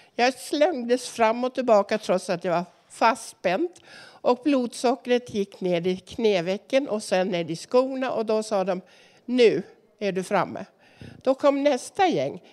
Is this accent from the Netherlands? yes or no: no; Norway; now in Sweden; jag är också norsk